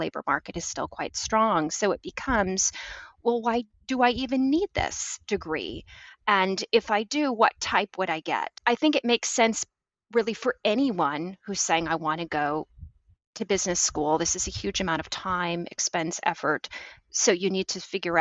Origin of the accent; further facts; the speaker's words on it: Michigan, United States; I grew up in Michigan, and it was in the 80s and sort of very modest family